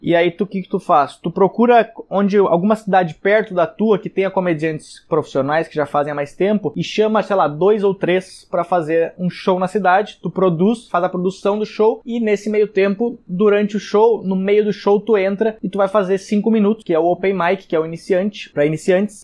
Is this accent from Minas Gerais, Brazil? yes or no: no; Canela, Rio Grande do Sul, Brazil; also born or lived in São Leopoldo; mas eu morava, morei em Canela, 18 anos, e depois eu morei em São Leopoldo por mais seis anos